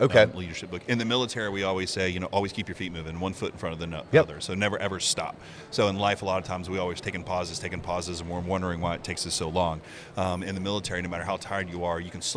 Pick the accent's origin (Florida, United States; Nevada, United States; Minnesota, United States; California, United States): Florida, United States; Gardner; also born or lived in Arcadia, Florida; Growing up here in Florida